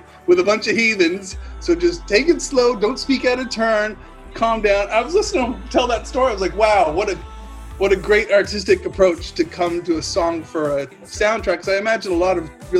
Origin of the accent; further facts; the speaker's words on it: Eastern Canada, Canada; moved away as an adult; also born or lived in Halifax, Canada; now in England, United Kingdom; growing up in Eastern Canada